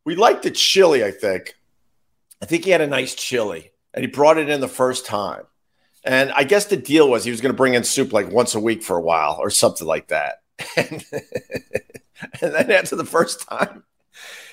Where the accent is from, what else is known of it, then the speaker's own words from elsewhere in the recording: Long Island, New York, United States; now in New York City, United States; I'm from Long Island